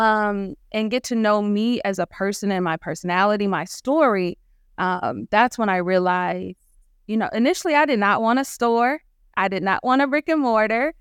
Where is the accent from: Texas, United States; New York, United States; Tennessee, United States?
Tennessee, United States; Clarksville; I'm from Clarksville, Tennessee, small town, um, north of Nashville, Tennessee